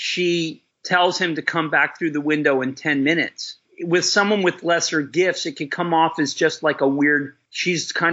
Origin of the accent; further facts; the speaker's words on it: El Centro, California, United States; I grew up in El Centro, and 120 miles away is Ocean Beach